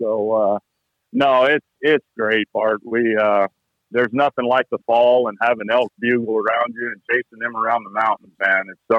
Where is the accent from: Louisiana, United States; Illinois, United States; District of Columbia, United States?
Louisiana, United States; And I grew up hunting in South Louisiana.